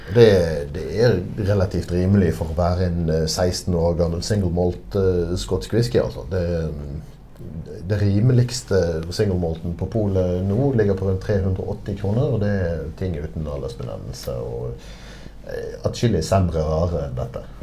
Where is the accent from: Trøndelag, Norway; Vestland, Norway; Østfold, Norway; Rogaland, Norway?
Vestland, Norway; Bergen; accent: Bergen dialect; now in Oslo, Norway; jeg kommer fra, fra Bergen. Eller rettere sagt fra Arna i Bergen